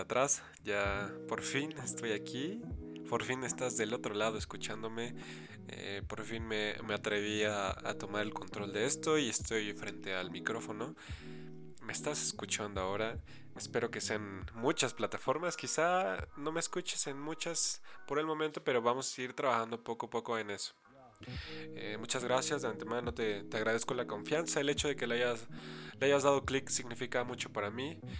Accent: State of Mexico, Mexico; Soy originario del Estado de México

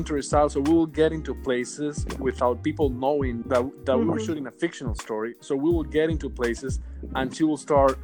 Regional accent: Cuba; moved away as an adult; now in New York, United States; I was born and raised in Cuba until I was 24 years old.

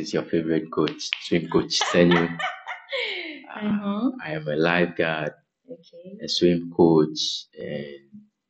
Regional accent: Aplaku, Volta, Ghana; I'm from Aplau, okay, the Volta region of Ghana. And I moved in and around. So all my childhood is, I spent it within the water bodies

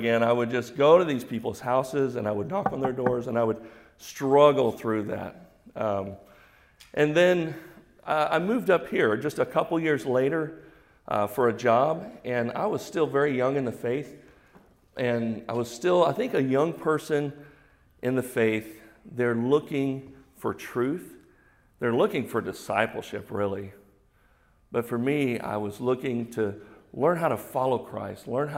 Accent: Houston, Texas, United States; I'm from Houston.

